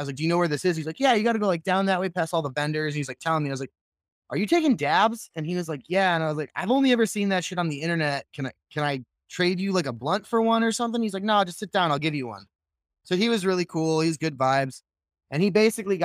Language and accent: English; just outside Chicago, Illinois, United States; moved away as an adult; also born or lived in Santa Rosa, California; now in California, United States; I grew up just outside Chicago, about 30 minutes west of the city in the suburbs.